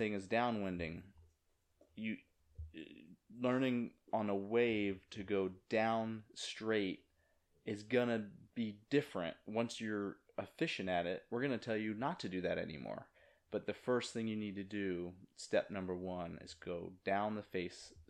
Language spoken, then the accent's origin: English; Virginia, United States; moved away as an adult; also born or lived in New Jersey; now in Jupiter, United States; I grew up in Virginia, you know, not near the beach at all until I was 18, and then moved up to New Jersey